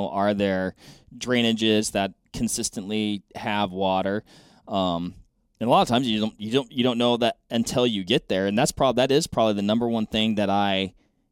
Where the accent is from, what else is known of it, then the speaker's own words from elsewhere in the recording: West Coast, United States; I grew up in the West Coast